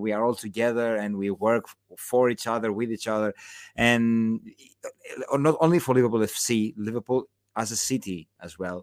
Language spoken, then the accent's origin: English; Patras, Western Greece, Greece; now in Athens, Greece; I was born in Patras, uh, in, in, in the, the, the third most, you know, the third biggest city in, in, in, in, uh, in Greece, but I live in Athens